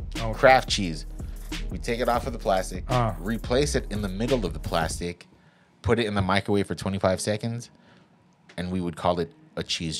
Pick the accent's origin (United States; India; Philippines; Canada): Philippines; Bro, we're Filipino.